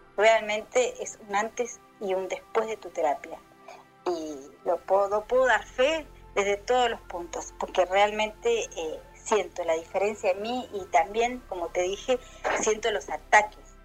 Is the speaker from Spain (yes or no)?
no; Argentina; soy … de Argentina